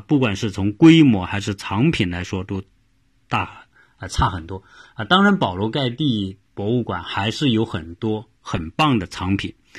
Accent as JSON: {"language": "Chinese", "country": "China", "moved": "yes", "lives_now": "United States", "said": "我也看到很多我们来自中国的，因为一一说话我们就知道嘛，你是说我们的这个呃普通话的啊"}